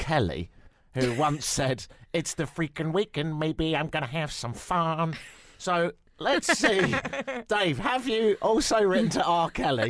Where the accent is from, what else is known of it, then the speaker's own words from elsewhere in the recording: England, United Kingdom; I'll do it because I'm English, so I'm really good at that.